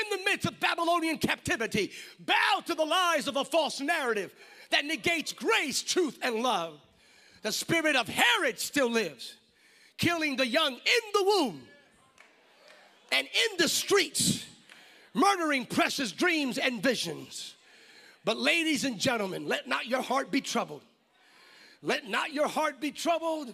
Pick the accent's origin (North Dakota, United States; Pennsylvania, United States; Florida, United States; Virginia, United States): Pennsylvania, United States; Bethlehem; moved away as an adult; now in California, United States; I'm originally from Pennsylvania, went to Penn State, graduated from Lehigh University.